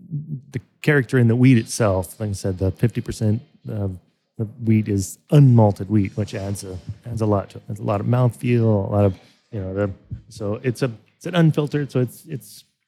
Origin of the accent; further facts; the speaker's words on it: Kansas, United States; I grew up in Kansas, kind of you know, on a farm.